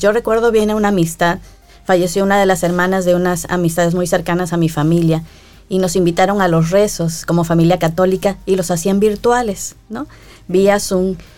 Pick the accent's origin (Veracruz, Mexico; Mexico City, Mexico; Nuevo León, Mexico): Veracruz, Mexico; Coatzacoalcos; yo no soy de la capital de México, Coaxacualcos, Veracruz, mi terruño